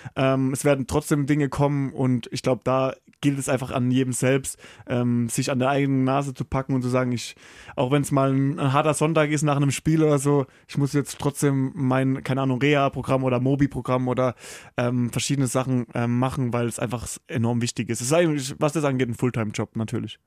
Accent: St. Leon-Rot, Baden-Württemberg, Germany; moved away as an adult; also born or lived in Karlsruhe / Flensburg; Also gebürtig bin ich in Karlsruhe geboren, aber ich bin aufgewachsen in St. Leon Roth, das ist in der Nähe von Heidelberg, so 15 Minuten

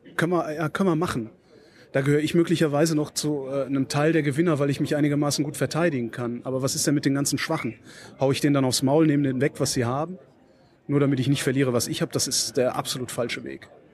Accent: Cologne, North Rhine-Westphalia, Germany; now in Berlin, Germany; ich bin ein gebürtiger Kölner

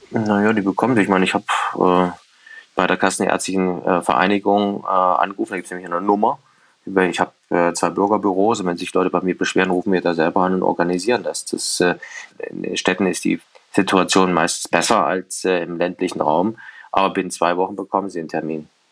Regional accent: Erfurt, Thuringia, Germany; ich bin ja natürlich bin in der Kurve von Rot-Weiß Erfurt groß geworden

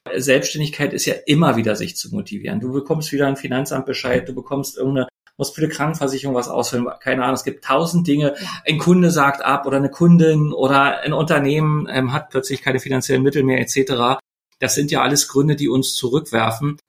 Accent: Germany; wir Deutschen

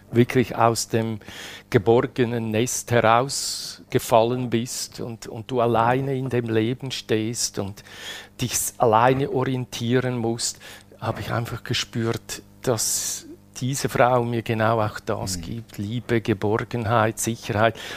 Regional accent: Switzerland; Karriere, so wie es sein muss. Als Schweizer. Als Schweizer, ja.

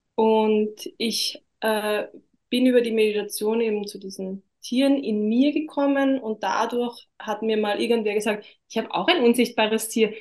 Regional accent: Austria; bei uns in Österreich

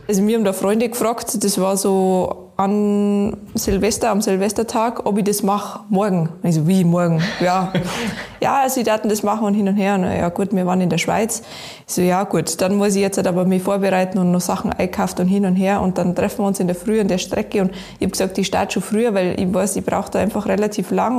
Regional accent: Garmisch-Partenkirchen, Bavaria, Germany; Ich komme aus Garmisch-Partenkirchen, bin aufgewachsen in die Berg und wohne nach wie vor, ich glaube, am schönsten Ort der Welt

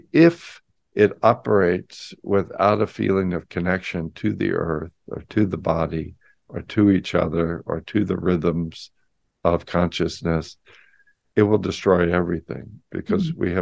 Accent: San Francisco, California, United States; I grew up in San Francisco in the 60s

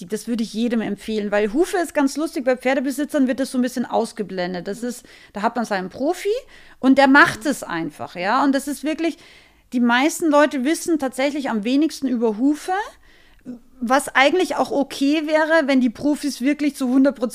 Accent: Austria; ich bin ja aus Österreich, ich bin ein relativ direkter Mensch.

